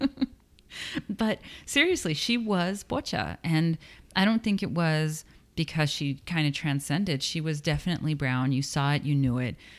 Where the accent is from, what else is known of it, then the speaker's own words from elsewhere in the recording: Texas, United States; I'm from Texas